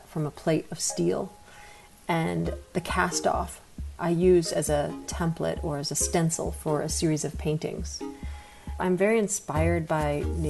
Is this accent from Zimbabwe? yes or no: no; rural New Hampshire, United States; moved away as an adult; now in Atlanta, United States; My family was from New York City, but I grew up in rural New Hampshire